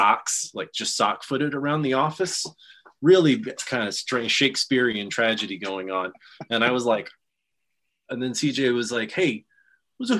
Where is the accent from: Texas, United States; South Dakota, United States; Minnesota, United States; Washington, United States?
Texas, United States; now in Kansas City area, United States; I'm from Texas